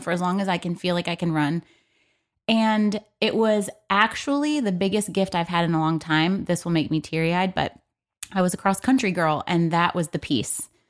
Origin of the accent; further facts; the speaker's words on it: Michigan, United States; moved away; we're both from Michigan